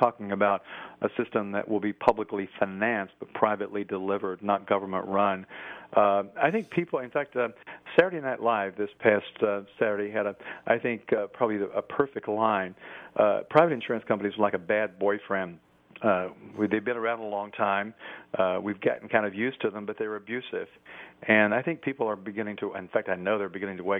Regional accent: Tennessee, United States; moved away as an adult; also born or lived in Washington, D.C.; I was a newspaper reporter in my home state of Tennessee

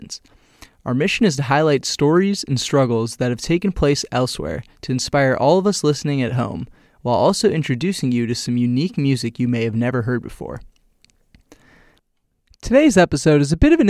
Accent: United States; I'm American

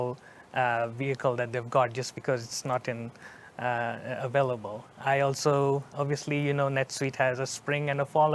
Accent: Kenya; moved away as an adult; also born or lived in New Jersey; now in Texas, United States; I was born in Kenya

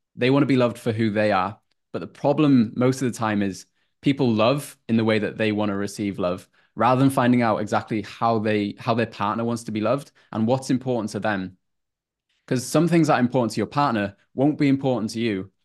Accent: North Wales, United Kingdom; moved away as an adult; now in Queensland, Australia; from a super small town in North Wales, around 3,000 people population, and was there for 23

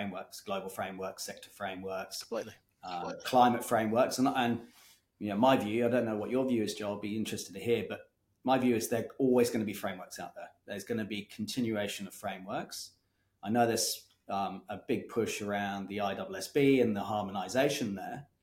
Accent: Kenya; now in Australia; I grew up in Kenya

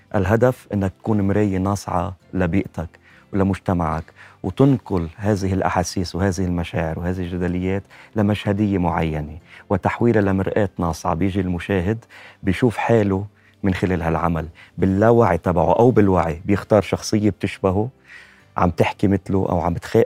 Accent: Lebanon; أنا من متابعينكم من لبنان

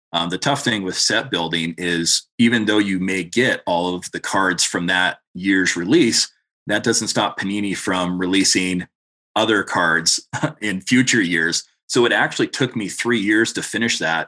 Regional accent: Montana, United States; another Californian that's moved into Montana

